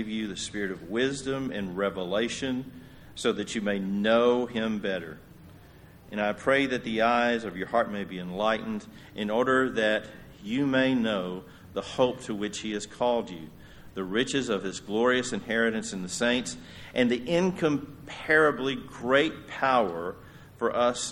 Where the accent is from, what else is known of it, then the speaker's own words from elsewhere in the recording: Yoakum, Texas, United States; my hometown of Yoakum